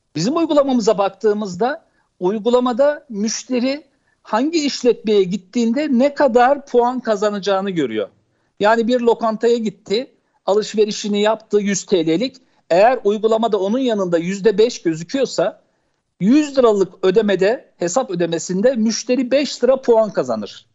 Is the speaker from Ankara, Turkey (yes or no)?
yes; Ankara, Turkey; also born or lived in Çankırı; 1970 Çankırı doğumluyum. Evliyim. iki çocuk babasıyım. Edip Hanım ilkokul hayatıma ben şeyde başladım. Ankara İncirli'de Fakir Erbaa İlkokulu'nda başladım. Sonra Ankara Kanun Lisesi'nde ortaokula başladım